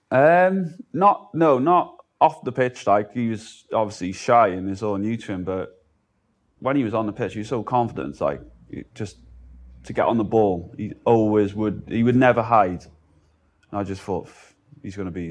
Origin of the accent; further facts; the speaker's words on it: Cardiff, Wales, United Kingdom; I'm from Cardiff